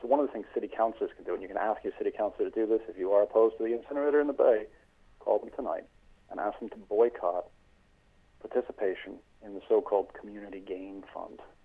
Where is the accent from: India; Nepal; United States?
United States; also born or lived in Sandymount, Dublin, Ireland; now in Dublin, Ireland; I am an American living here in Sandy Mount.